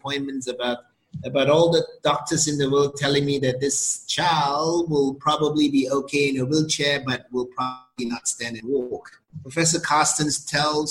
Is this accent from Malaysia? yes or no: yes; Penang, Malaysia; moved away as an adult; also born or lived in South Korea / United States / Japan / Taiwan; now in Thailand; I was born in Penang, Malaysia. After high school, I just took off